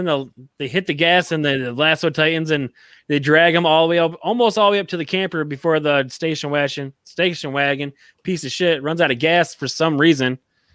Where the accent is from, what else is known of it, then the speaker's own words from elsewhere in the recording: Texas, United States; I am from Texas.